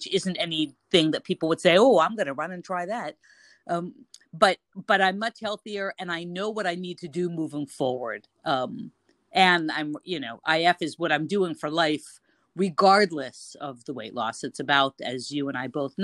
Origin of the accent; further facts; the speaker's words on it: United States; now in Cairo, Egypt; I'm an American expat living in Cairo